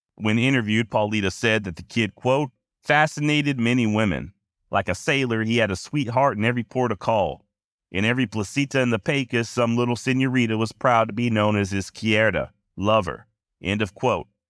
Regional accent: Texas, United States; born and raised in the Lone Star State

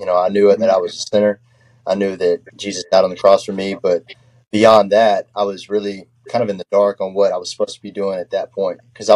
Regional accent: Texarkana, Texas, United States; also born or lived in South Central Arkansas; I am from Texarkana on the Texas side

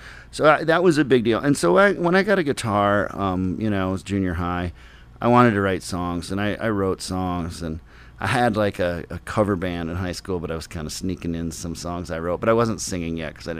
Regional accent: Minneapolis, Minnesota, United States; when I started to go see things growing up in Minneapolis

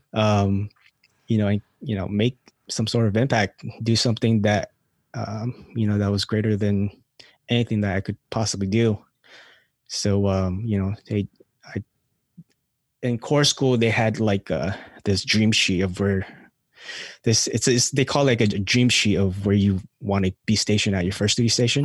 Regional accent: California, United States; also born or lived in Philippines; now in North Carolina, United States; grew up in California.

